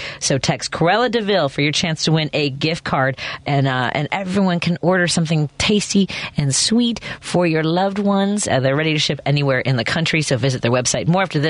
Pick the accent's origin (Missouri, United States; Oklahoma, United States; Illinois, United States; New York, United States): Illinois, United States; Chicago; I grew up right here. I grew up in Norwood Park. I live in Jefferson Park. Uh-huh. I went to Lane Tech.